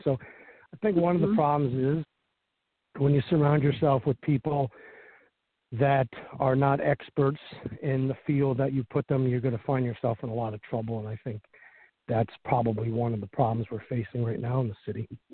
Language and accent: English; Cohoes, New York, United States; born or raised there